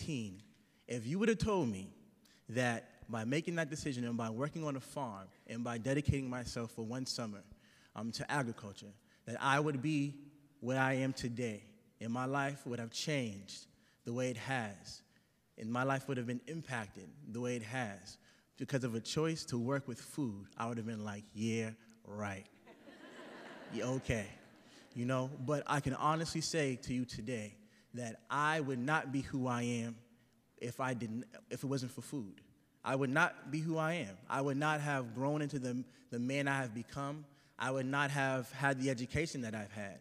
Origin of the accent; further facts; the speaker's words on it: Boston, Massachusetts, United States; I'm from Dorchester, Massachusetts. It's an inner city community in Boston. And I grew up there